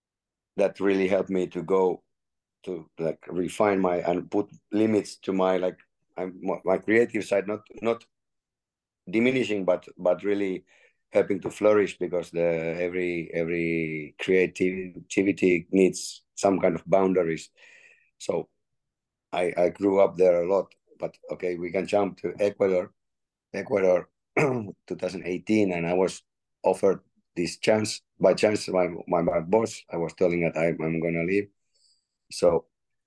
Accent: Finland; moved away as an adult; now in Nice, France; I'm one guy from Finland

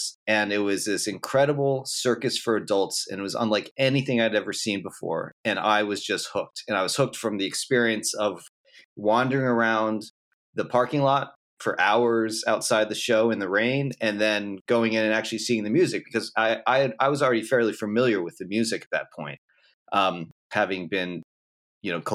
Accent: Philadelphia, Pennsylvania, United States; I grew up in Philadelphia

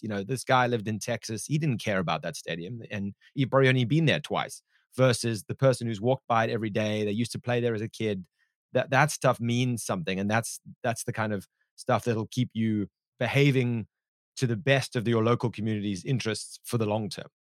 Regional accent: South Africa; my home country of South Africa

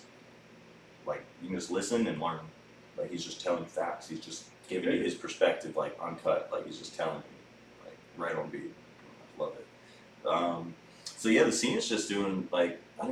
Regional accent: Maryland, United States; moved away as an adult; also born or lived in Annandale, Virginia / Minneapolis, Minnesota; now in Asheville, United States; I grew up in Maryland, in the country

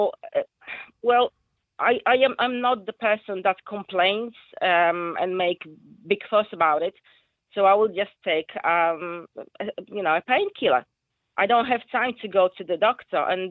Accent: Poland; English is a second language; moved away as an adult; now in Rossendale, United Kingdom; as you can hear from my accent, I'm not, you know, English is my second language. I'm Polish.

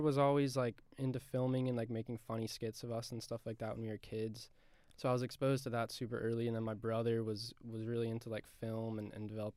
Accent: Annapolis, Maryland, United States; now in Savannah, United States; I was born in Annapolis, Maryland

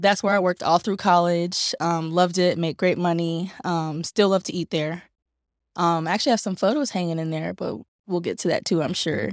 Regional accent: Durham, North Carolina, United States; I'm from Durham, North Carolina, born and raised in native Bull City

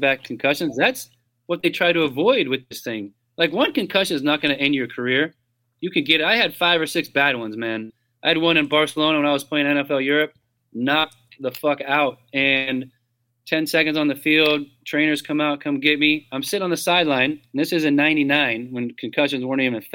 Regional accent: Orange County, Southern California, United States; moved away as an adult; now in Atlanta, United States; growing up in Southern California

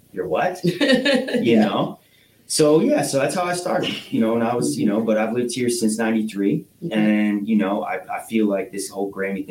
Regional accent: Northwest Ohio, United States; also born or lived in Cedar Rapids, Iowa; my parents divorced, moved here in 93

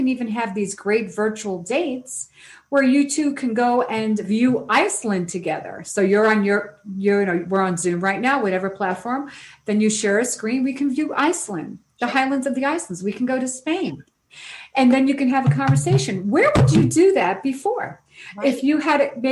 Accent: New York City, New York, United States; I come from New York City

